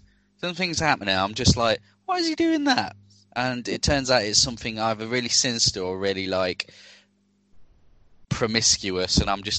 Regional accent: United Kingdom; We're British.

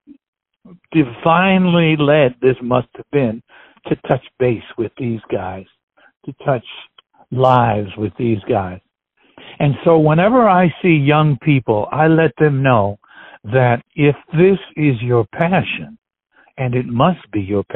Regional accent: Chicago, Illinois, United States; I was born in Chicago

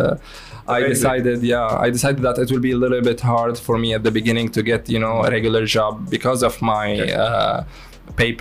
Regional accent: Syria; moved away as an adult; now in Dubai, United Arab Emirates; I'm from Syria. I came here in 2012, at the end of 2012

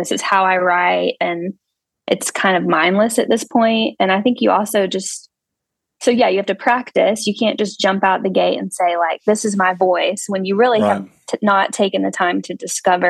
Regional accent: Anderson, South Carolina, United States; I'm from Anderson, South Carolina, where we currently reside

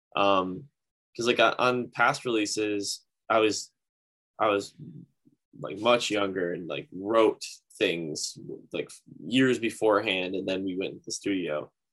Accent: Grand Rapids, Michigan, United States; my hometown, uh, Grand Rapids

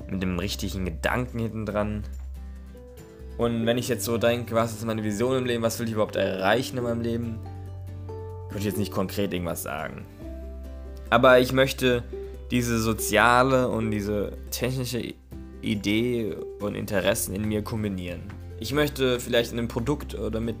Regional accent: Neckarhausen, Baden-Württemberg, Germany; ich komme aus Neckarhausen, habe ein FSJ in Offenburg im katholischen Jugendbüro gemacht

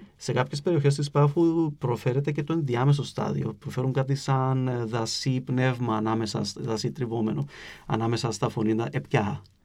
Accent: Cyprus; accent: Cypriot

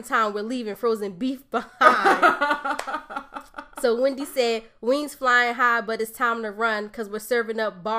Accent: Bloomfield, United States; I'm from Bloomfield

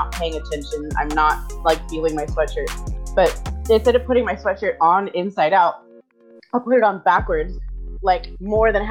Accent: Southern California, United States; I'm from Southern California.

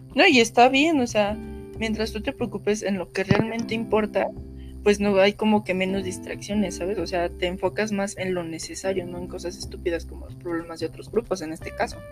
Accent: Mexico

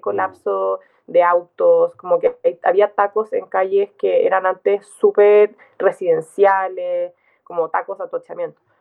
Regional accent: Santiago, Santiago Metropolitan Region, Chile; moved away as an adult; also born or lived in southern Chile / England; now in Valdivia, Chile; yo crecí en Santiago, crecí mm. la mitad del tiempo en el sur, la mitad del tiempo en Santiago, pero yo fui al, fui al colegio en Santiago

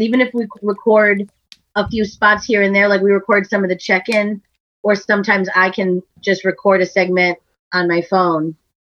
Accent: Massachusetts, United States; moved away; maybe Massachusetts because we're from there.

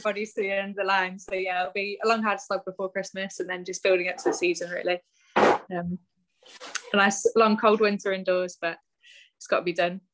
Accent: Bristol, South West England, United Kingdom; I'm from Bristol anyway. I'm from the West Country.

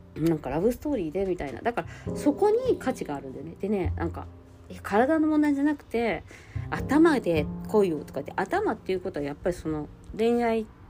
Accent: Japan; moved away; 私の実家の団地のバルコニーから

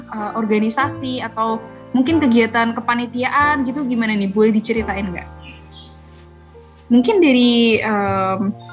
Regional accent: Central Java, Indonesia; aku dari Jawa Tengah

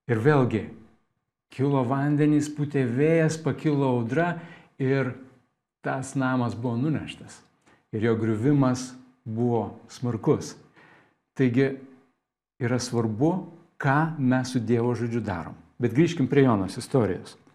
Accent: Lithuania; Mes lietuviai turim posakį

